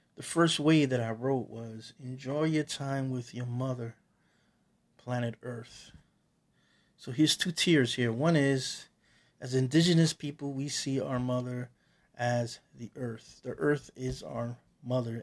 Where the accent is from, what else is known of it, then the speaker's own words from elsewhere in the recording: Puerto Rico; now in New York City, United States; I am Taino from Borinquen, Small Island, that people refer to as, in the English language, Puerto Rico